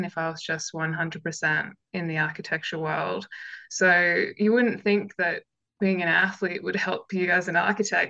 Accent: Canberra, Australian Capital Territory, Australia; I'm from Canberra

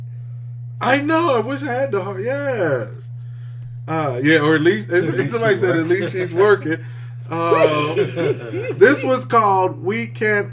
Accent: Kansas, United States; we're from Kansas

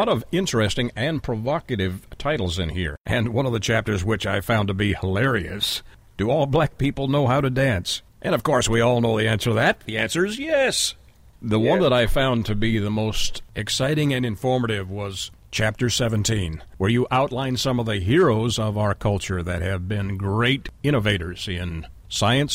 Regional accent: Canada; I grew up in Canada

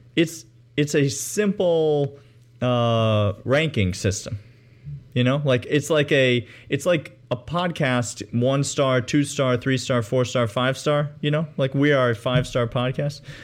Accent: Georgia, United States; now in Nashville, United States; I'm from Georgia, U G A alumni, lifelong

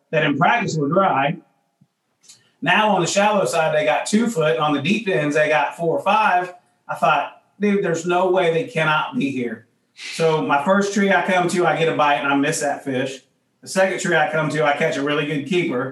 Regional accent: United States; being raised where I was raised on the Ohio River, fishing in those conditions my whole life

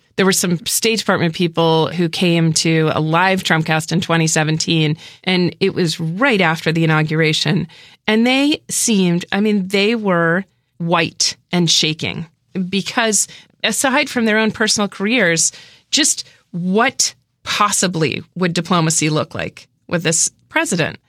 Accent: New Hampshire, United States; I'm from New Hampshire.

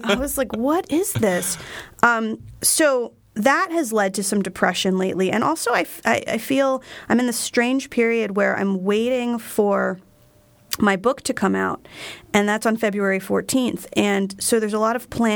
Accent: Flemington, New Jersey, United States; a store in my hometown of Flemington, New Jersey

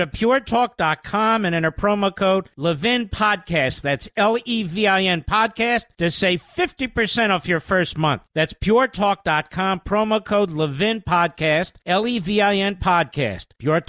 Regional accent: Philadelphia, Pennsylvania, United States; I was born in Philadelphia.

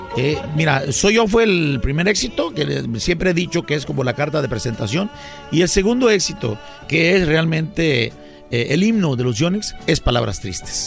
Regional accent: San Luis de la Loma, Guerrero, Mexico; moved away; also born or lived in Acapulco; somos de, en lo particular, somos un servidor y mi hijo, bueno, yo lo registré ahí, pero nació en Acapulco, eh, un pueblo que se llama San Luis, de la Loma, del estado de Guerrero, en la Costa Grande

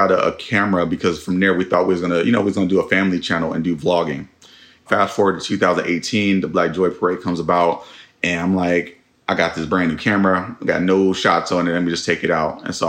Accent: Oakland, California, United States; 96 and Sunnyside. That's, stomping grounds.

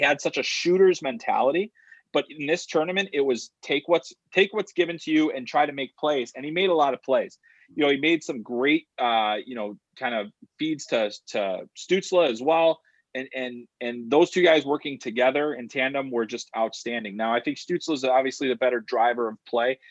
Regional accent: Chicago, Illinois, United States; I grew up in Chicago

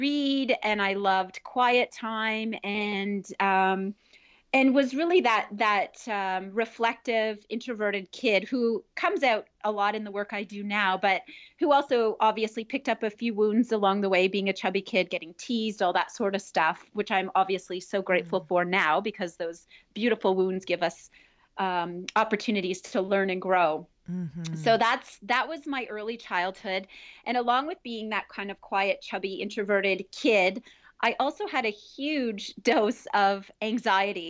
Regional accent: Northern Ontario, Canada; I grew up in Northern Ontario

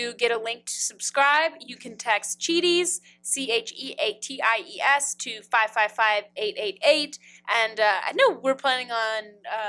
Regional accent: Kentucky, United States; moved away; if I go home to Kentucky for a second, and this is if I go like to Bargetown or like Marion County or like Owensboro

